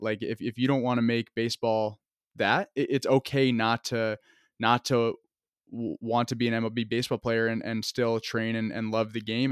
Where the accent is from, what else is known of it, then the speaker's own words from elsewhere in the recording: Vermont, United States; moved away as an adult; I'm from Vermont